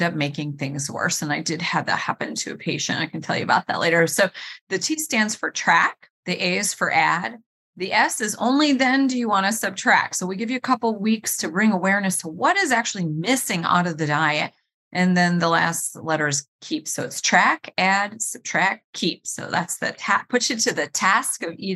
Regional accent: Cleveland, Ohio, United States; I was born and raised in Cleveland, Ohio

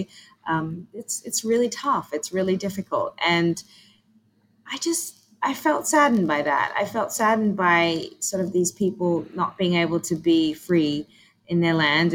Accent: Australia; moved away; I grew up in Australia

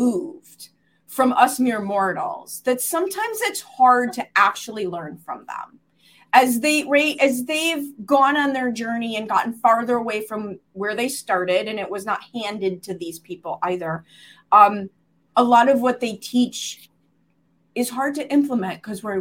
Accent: Chicago, Illinois, United States; I was born in Chicago.

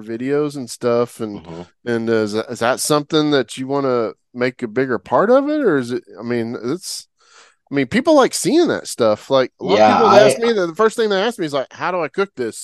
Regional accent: Oklahoma, United States; moved away as an adult; I'm from Oklahoma originally.

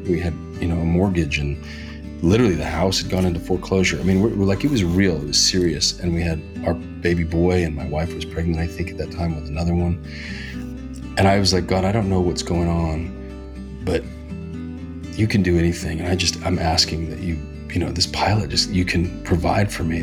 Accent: Reno, Nevada, United States; now in Hollywood, United States; I grew up in Reno, Nevada, biggest little city in the world.

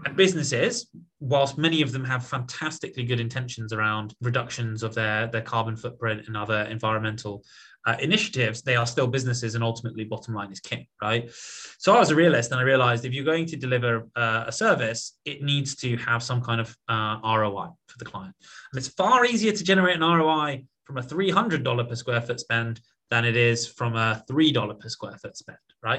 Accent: Portsmouth, South East England, United Kingdom; moved away as an adult; also born or lived in Oxford / London; now in United States; I was born in in Portsmouth uh, on the south coast of England, which is sort of the home of our Navy.

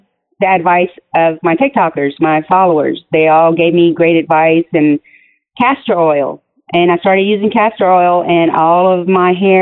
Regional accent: Lafayette, Louisiana, United States; moved away as an adult; also born or lived in Eunice, Louisiana; now in Houston, United States; I'm actually from Eunice, Louisiana, but not a lot of people know where Eunice is. So, but we grew up in Lafayette, so I just say Lafayette

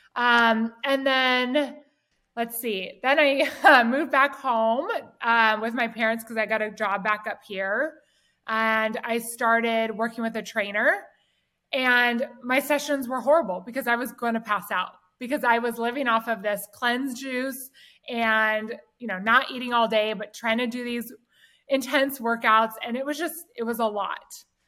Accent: Southern California, United States; I grew up here in Southern California.

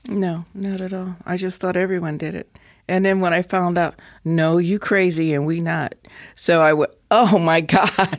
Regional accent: United States; moved away as an adult; also born or lived in Wyoming / Colorado; I'm from Colorado, Wyoming

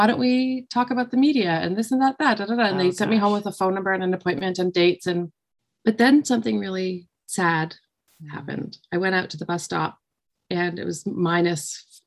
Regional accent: Ottawa, Ontario, Canada; I grew up in Ottawa here in Canada

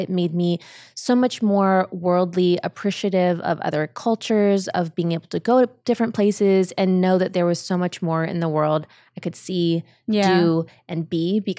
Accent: California, United States; also born or lived in Germany / Ohio; I was born in Germany and we lived there, and then we moved back to California.

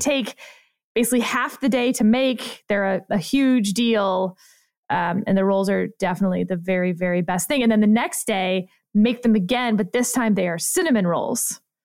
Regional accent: Richmond, Texas, United States; also born or lived in Houston, Texas; I grew up in Fort Bend County, sir, in Richmond, Texas, with two thousand people.

